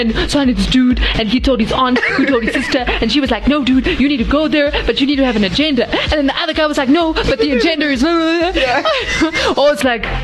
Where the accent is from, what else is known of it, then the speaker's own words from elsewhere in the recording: South Africa; as a South African